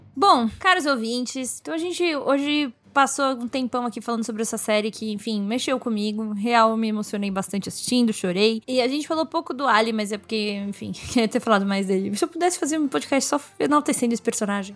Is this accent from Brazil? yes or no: yes; Brazil; Eu sou muito brasileira